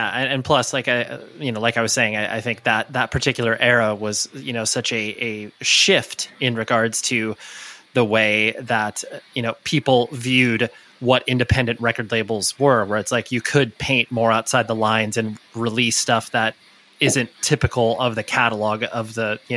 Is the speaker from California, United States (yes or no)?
yes; Southern California, United States; born or raised there; also born or lived in Orange County / Newport Beach